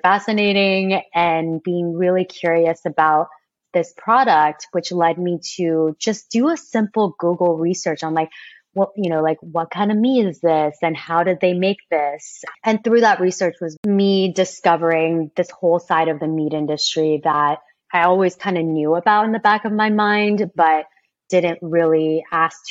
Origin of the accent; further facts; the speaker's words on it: Kansas, United States; I grew up in Kansas.